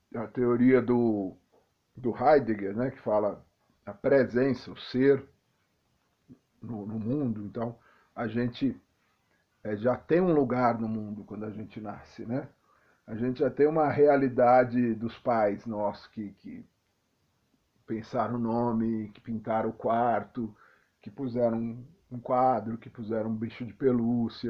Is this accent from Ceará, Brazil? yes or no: no; São Paulo, Brazil; a minha infância em São Paulo foi interessante, porque eu sou de periferia